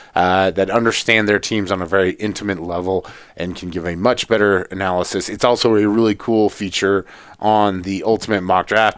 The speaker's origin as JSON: {"language": "English", "town": "Atlanta", "region": "Georgia", "country": "United States", "tie": "born or raised there", "said": "I grew up in Atlanta"}